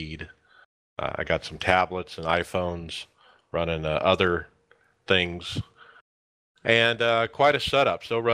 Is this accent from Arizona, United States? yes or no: yes; Gilbert, Arizona, United States; I'm from Gilbert, Arizona, 44 years old.